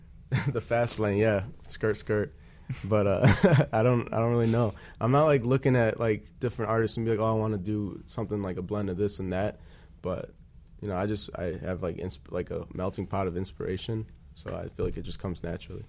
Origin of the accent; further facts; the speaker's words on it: Wheeling, Illinois, United States; I'm from Wheeling